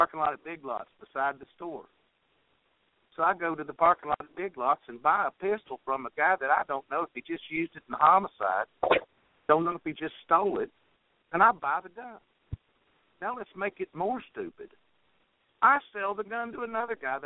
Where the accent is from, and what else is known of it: West Virginia, United States; born or raised there